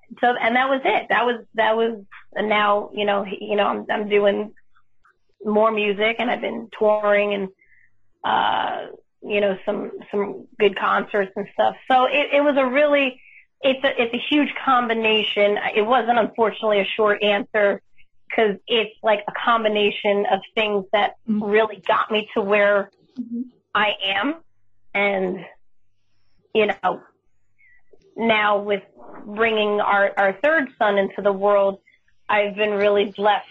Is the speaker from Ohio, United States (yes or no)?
no; New Jersey, United States; where I grew up and I still live in the same area within the same county, I'm literally like a half hour from New York City. And I'm like a half hour from the Jersey Shore